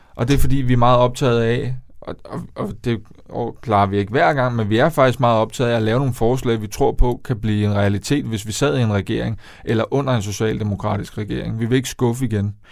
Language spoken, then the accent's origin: Danish; Denmark; moved away as an adult; also born or lived in Copenhagen; jeg skal tilbage til der, hvor jeg kommer fra. Jeg skal, jeg skal tilbage til provinsen